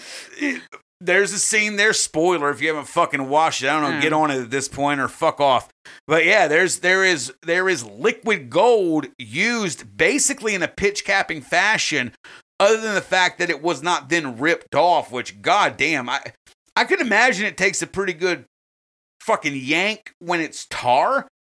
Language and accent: English; United States; We're from America